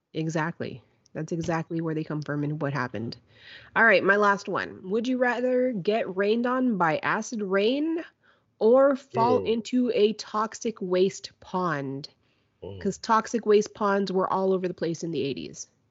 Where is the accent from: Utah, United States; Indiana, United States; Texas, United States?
Texas, United States; Kingsville; growing up in Kingsville